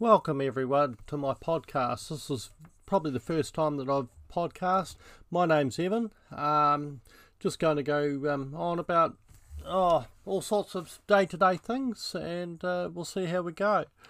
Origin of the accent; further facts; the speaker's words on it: New Zealand; I grew up in New Zealand